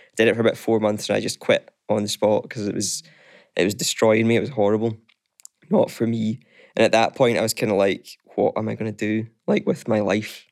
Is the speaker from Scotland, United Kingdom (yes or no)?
yes; East Kilbride, Scotland, United Kingdom; now in Glasgow, United Kingdom; I'm from East Kilbride